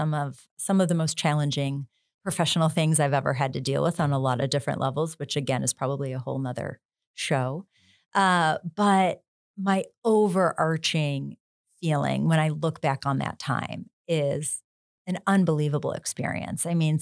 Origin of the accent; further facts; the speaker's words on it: Buffalo, New York, United States; Like who growing up in Buffalo didn't want to work for the Buffalo Bills, right? We all did.